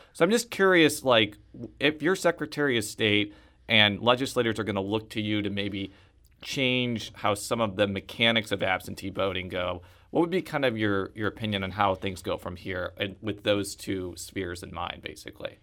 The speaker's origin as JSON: {"language": "English", "area": "Chicago suburbs", "region": "Illinois", "country": "United States", "tie": "born or raised there", "said": "I am a Chicagoan, or a Chicago suburbanite"}